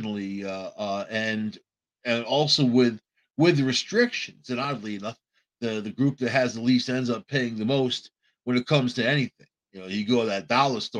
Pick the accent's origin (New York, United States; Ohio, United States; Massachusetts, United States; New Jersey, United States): New York, United States; New York City; also born or lived in Long Island; I grew up on Long Island and in New York City, around Brooklyn, Queens, the Bronx